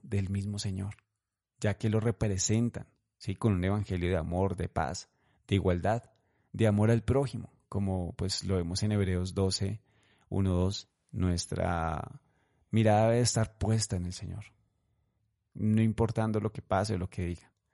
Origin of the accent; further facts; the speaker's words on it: Colombia; en Colombia, en este momento, actualmente en mi país